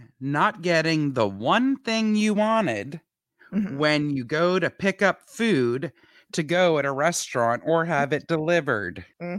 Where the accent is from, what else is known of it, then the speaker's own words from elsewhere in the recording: Montreal, Quebec, Canada; now in United States; I'm from Montreal, Quebec